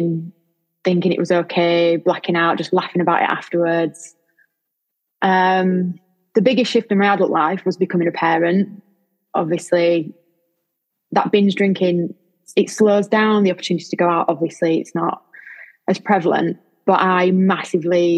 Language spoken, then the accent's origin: English; Lincoln, East Midlands, United Kingdom; from Lincoln